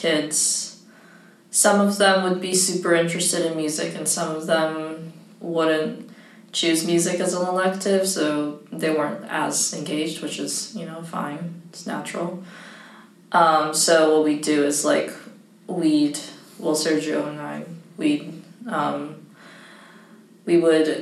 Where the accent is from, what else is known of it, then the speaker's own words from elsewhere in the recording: Yokohama, Kanagawa, Japan; I was born in Yokohama, Japan